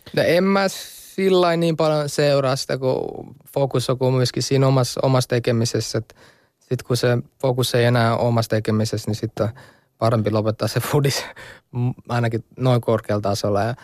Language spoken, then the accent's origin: Finnish; Finland; also born or lived in Kosovo; now in Italy; mä oon suomalainen